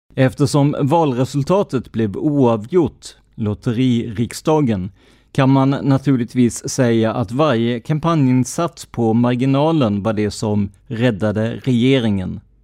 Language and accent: Swedish; Karlskrona, Blekinge, Sweden; min hemstad Karlskrona.